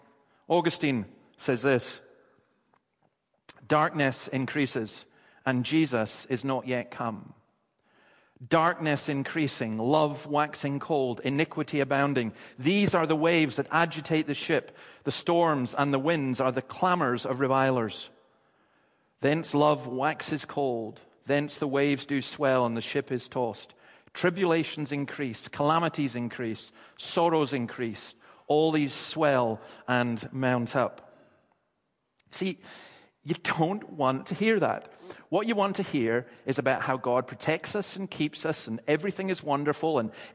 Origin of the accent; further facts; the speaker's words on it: Dundee, Scotland, United Kingdom; But it's an identification that people have. I'm from Dundee.